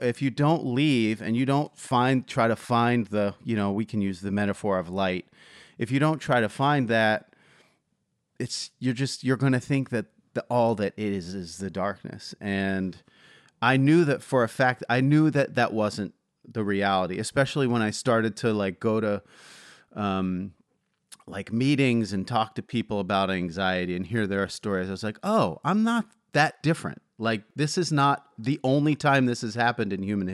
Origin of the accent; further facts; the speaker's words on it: Philadelphia, Pennsylvania, United States; I'm from Philadelphia